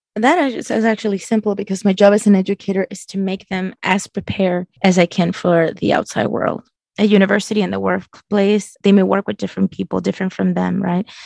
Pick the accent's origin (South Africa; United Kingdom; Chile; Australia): Chile; moved away; I'm from Chile and it was very different. My culture was um, very opposed to LGBT issues